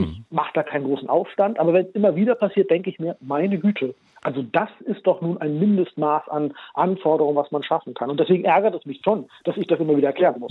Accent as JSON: {"language": "German", "country": "Germany", "tie": "born or raised there", "said": "Ich bin ja in Deutschland geboren und aufgewachsen"}